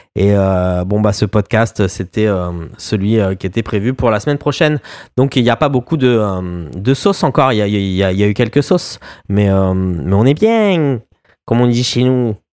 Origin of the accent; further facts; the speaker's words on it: France; moved away; on est des Français à l'étranger et on aime bien parler de ce qui se passe, voilà, en France et de ce qui se passe pour nous aussi et aussi ce pourquoi on a quitté ce pays